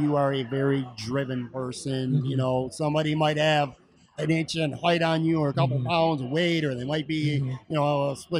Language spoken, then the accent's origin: English; Buffalo, New York, United States; Okay, now we're from Buffalo.